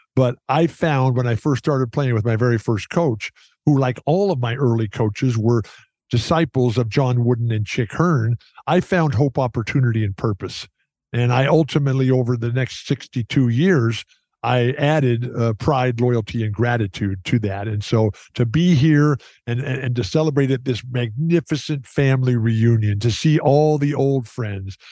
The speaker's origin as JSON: {"language": "English", "town": "San Diego", "region": "California", "country": "United States", "tie": "born or raised there", "said": "I love San Diego State and I love my hometown. Lori and I, we still live there"}